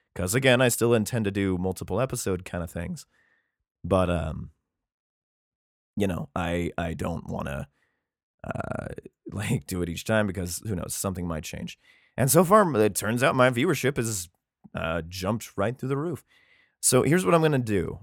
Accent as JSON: {"language": "English", "region": "Idaho", "country": "United States", "said": "my home state, Coeur d'Alene, Idaho."}